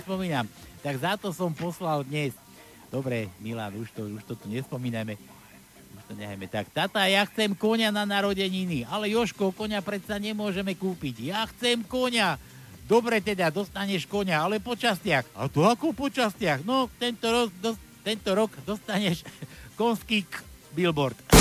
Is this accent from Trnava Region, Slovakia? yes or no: no; Trenčín, Trenčín Region, Slovakia; ja som z Trenčina pochádzam